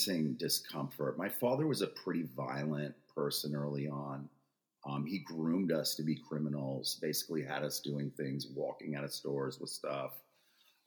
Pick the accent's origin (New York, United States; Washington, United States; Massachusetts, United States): New York, United States; Freeport; I was born in Freeport, Long Island, in 1964